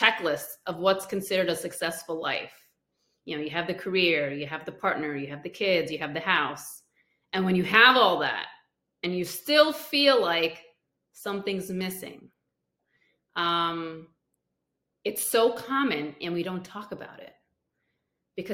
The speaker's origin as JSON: {"language": "English", "country": "India", "said": "I'm from India"}